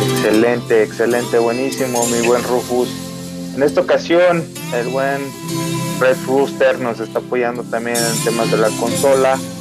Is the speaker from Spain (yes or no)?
no; Mexico City, Mexico; now in Aguascalientes, Mexico; también soy chilango, llegué a radicar, como ustedes saben, aquí a Aguascalientes